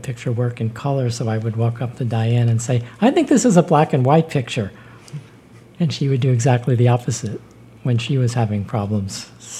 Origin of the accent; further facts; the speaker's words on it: New York City, New York, United States; Born in Bed-Stuy, right.